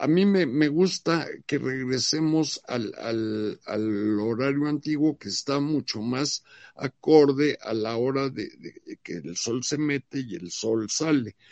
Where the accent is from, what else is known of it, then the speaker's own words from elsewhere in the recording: Mexico; como mexicano